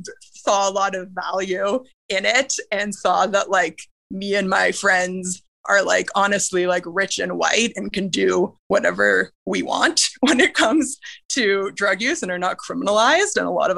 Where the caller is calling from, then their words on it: Toronto, Ontario, Canada; I'm calling from Toronto.